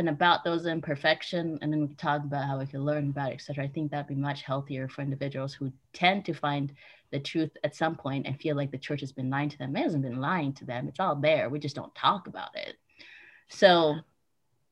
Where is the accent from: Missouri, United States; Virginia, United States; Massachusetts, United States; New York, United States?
Virginia, United States; Alexandria; also born or lived in Kenya; So I was raised in D.C. D.C. is very liberal. When I say D.C., people get confused because I say I'm from Virginia